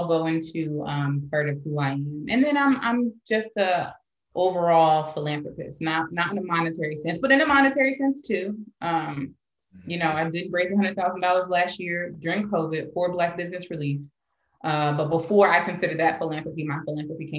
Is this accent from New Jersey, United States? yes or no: yes; East Orange, New Jersey, United States; now in Pittsburgh, United States; I grew up in East Orange, New Jersey, a very Black place for all intents and purposes